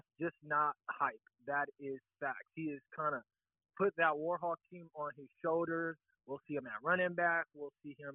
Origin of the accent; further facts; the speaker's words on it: San Diego, California, United States; I grew up in the Lincoln Park community